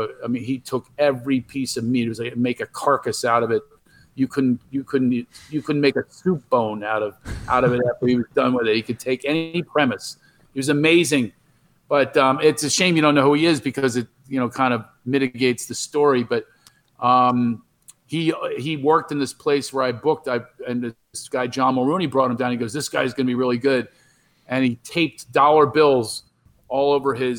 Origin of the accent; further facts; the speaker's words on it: Philadelphia, Pennsylvania, United States; I was from Philadelphia